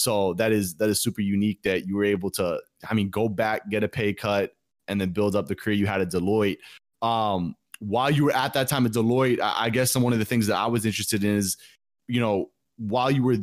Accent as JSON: {"language": "English", "country": "United States", "tie": "born or raised there", "said": "though I obviously am not an immigrant, I was born in the United States."}